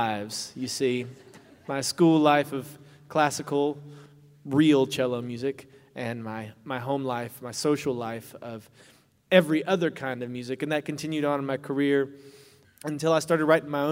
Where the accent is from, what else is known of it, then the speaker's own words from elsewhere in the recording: Kentucky, United States; Growing up in Kentucky, I started playing the cello when I was 9 years old in public schools.